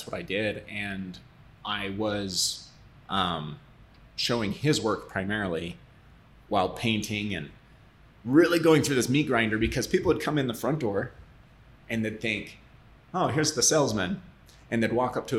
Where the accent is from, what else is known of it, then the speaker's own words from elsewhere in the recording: Southeast Idaho, United States; I grew up in Southeast Idaho, really a farm community